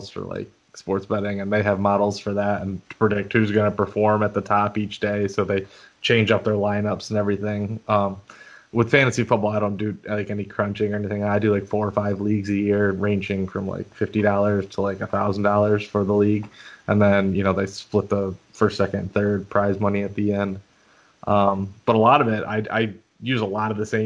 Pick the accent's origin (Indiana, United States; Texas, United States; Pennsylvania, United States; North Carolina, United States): Pennsylvania, United States; northeastern; moved away as an adult; also born or lived in Rochester, New York; now in Charleston, United States; I grew up in northeastern Pennsylvania, about 5 minutes from